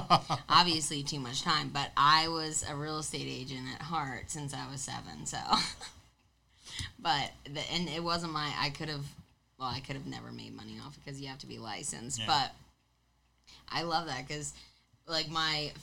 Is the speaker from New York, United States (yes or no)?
yes; Long Island, New York, United States; I grew up on Long Island